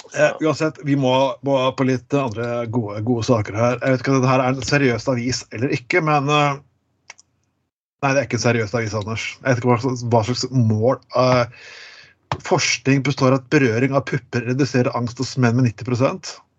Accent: Skien, Telemark, Norway; jeg er fra Skien

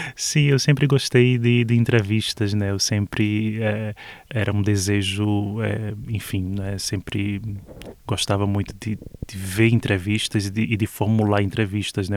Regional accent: Olinda, Pernambuco, Brazil; moved away; Eu falo especificamente de onde eu vim. Eu nasci em Olinda

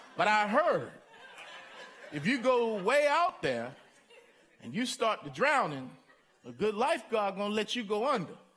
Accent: Baltimore, Maryland, United States; I grew up in Baltimore

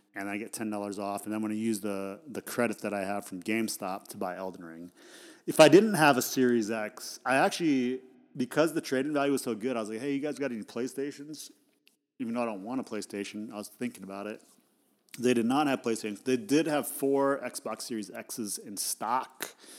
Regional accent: Idaho, United States; I grew up in Idaho

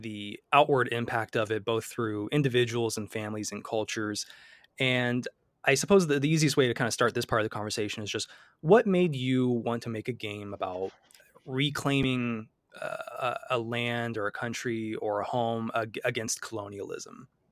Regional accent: Midwest, United States; accent: Midwestern; my Midwestern accent

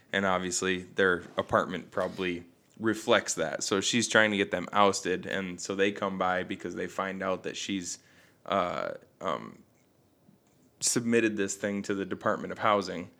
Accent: Bad Axe, Michigan, United States; we had Devil's Night growing up in Bad Axe

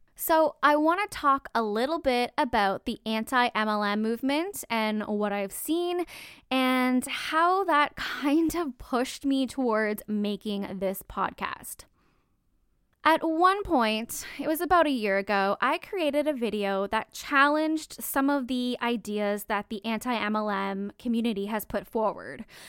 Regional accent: Canada; I'm Canadian

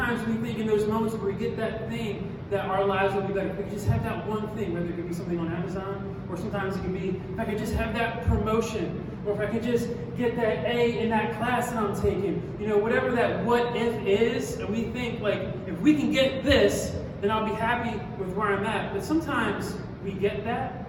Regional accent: Philadelphia, Pennsylvania, United States; also born or lived in Scranton, Pennsylvania; I grew up in Southwest Philly

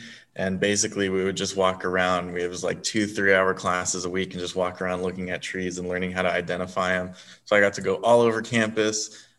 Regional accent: Torrance, California, United States; moved away as an adult; now in Corvallis, United States; I'm originally from Torrance, California, down in the South Bay. That's just outside of Los Angeles.

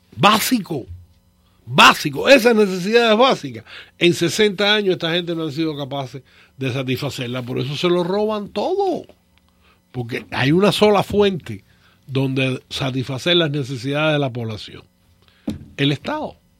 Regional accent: Cuba; moved away as an adult; yo me fui de Cuba en marzo del 79. A mí me pagaban una vez al mes en cash. Yo nunca vi un cheque en Cuba.

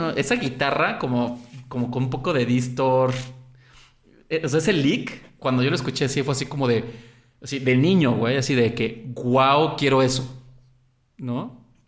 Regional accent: Xalapa, Veracruz, Mexico; also born or lived in Mexico City; crecí en Jalapa y me crié, por así decirlo, y aunque nací en el DF, toda mi, primaria hasta la prepa estuve en Jalapa

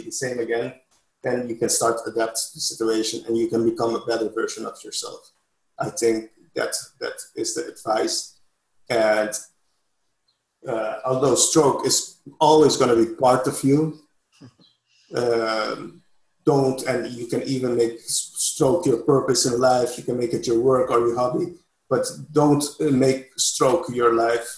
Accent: Curaçao; English is a second language

